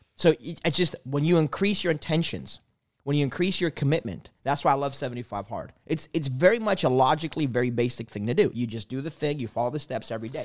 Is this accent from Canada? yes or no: yes; Canada; I'm from Canada